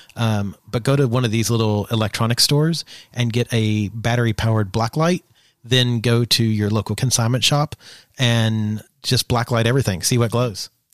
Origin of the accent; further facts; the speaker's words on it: Eastern Kentucky, United States; I grew up in Eastern Kentucky